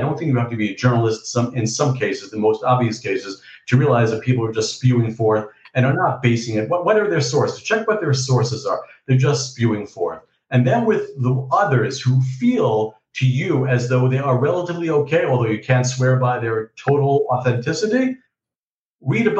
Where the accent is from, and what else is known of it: New York, United States; born or raised there; moved away as an adult; now in Beit Shemesh, Israel